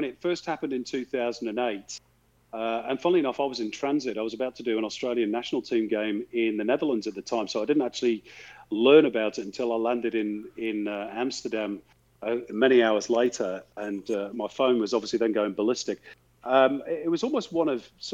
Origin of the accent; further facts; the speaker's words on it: Manchester, North West England, United Kingdom; growing up in Manchester